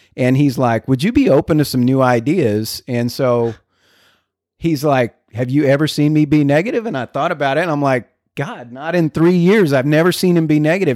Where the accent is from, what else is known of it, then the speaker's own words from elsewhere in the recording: El Paso, Texas, United States; now in McKinney, United States; I'm from the border, from El Paso, Texas